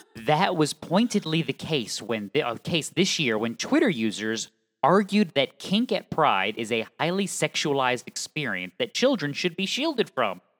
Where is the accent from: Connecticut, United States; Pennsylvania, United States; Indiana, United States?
Connecticut, United States; I'm from Connecticut